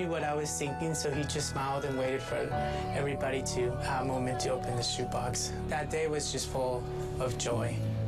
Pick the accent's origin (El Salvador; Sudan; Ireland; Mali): El Salvador; moved away; I'm from El Salvador. I actually don't know much about my own country because I was in an orphanage in the middle of nowhere, and that's where I grew up.